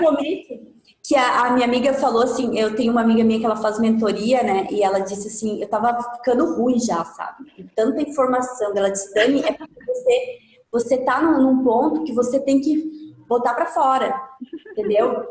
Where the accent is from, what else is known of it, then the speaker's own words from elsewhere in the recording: Carazinho, Rio Grande do Sul, Brazil; moved away as an adult; now in Florianópolis, Brazil; mas eu não sou da, de Floripa, eu sou de Carazinho, Rio Grande do Sul, uma cidade do tá. interior do Rio Grande do Sul. E aí eu completei 21 anos e vim para cá